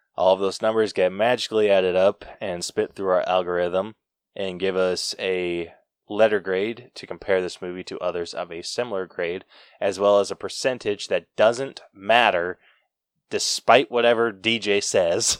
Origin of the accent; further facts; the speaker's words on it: Utah, United States; I'm from Utah